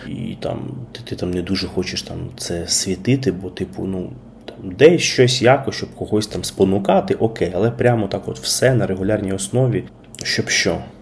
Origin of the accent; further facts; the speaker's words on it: Kyiv, Ukraine; Я народився і виріс в Києві, е, а саме на Печерську